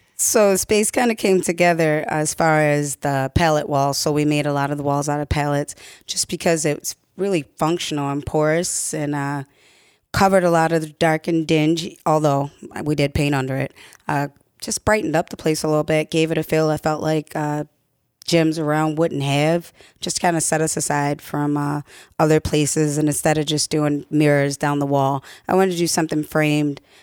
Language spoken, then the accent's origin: English; Baltimore, Maryland, United States; moved away as an adult; I am originally from Baltimore, and I went to Baltimore Public Schools